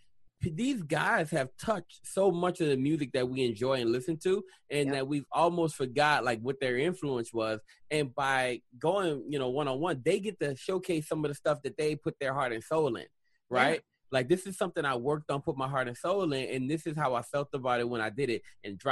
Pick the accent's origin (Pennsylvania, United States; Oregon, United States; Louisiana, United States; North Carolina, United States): Louisiana, United States; moved away; also born or lived in Atlanta; I'm from Louisiana